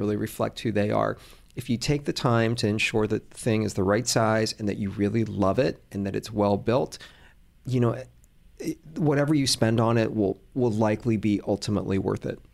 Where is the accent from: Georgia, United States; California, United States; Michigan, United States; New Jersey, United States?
Georgia, United States; Atlanta; born or raised there; also born or lived in Hong Kong